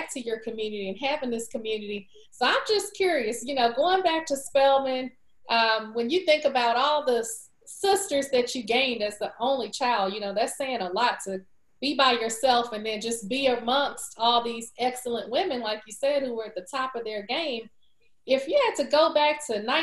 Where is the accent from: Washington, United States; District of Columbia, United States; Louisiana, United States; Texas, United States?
Texas, United States; being from Texas, you know, I'm a Southerner